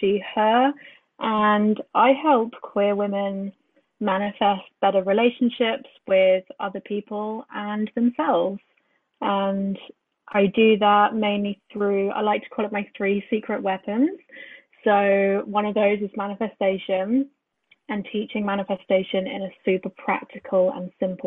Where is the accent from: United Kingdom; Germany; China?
United Kingdom; Brighton, South East England; moved away; I grew up in Brighton